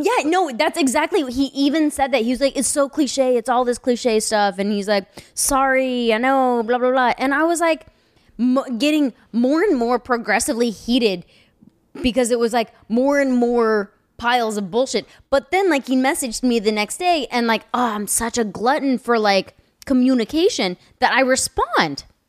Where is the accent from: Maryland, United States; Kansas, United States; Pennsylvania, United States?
Kansas, United States; moved away; also born or lived in Lawrence, Kansas; I'm from Kansas. Anything past Missouri is east.